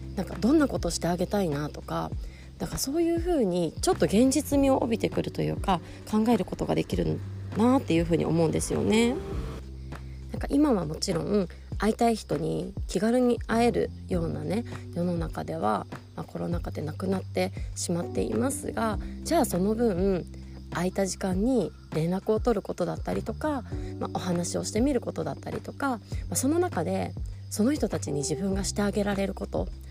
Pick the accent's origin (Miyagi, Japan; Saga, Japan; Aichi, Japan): Aichi, Japan; Nagoya; moved away as an adult; also born or lived in Tokyo; 私はあの名古屋出身になるんですがえー、その後仕事で東京に出てでその後結婚してまた地方に引っ越しております